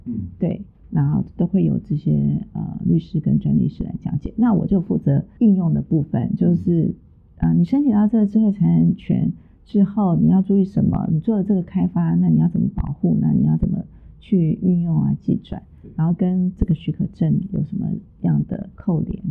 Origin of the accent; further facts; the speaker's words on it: Tainan, Taiwan; 住在台南嘛，从小住在台南，然后我又是台南女中毕业